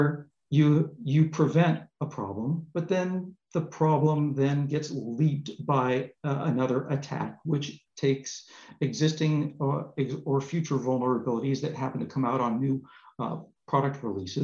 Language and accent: English; Southern California, United States; moved away as an adult; now in Paris, France; I grew up originally in Southern California